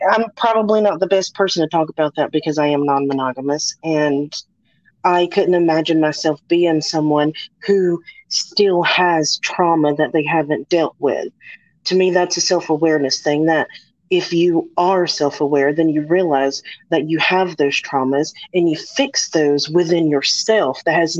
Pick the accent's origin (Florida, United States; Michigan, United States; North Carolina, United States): North Carolina, United States; I'm coming from North Carolina. We have fresh seafood.